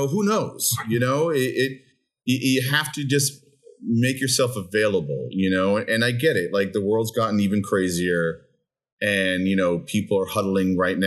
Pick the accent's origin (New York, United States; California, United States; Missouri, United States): New York, United States; New York City; also born or lived in Brooklyn, New York; I grew up in the Upper West Side of Manhattan, moved to Brooklyn about 25 years ago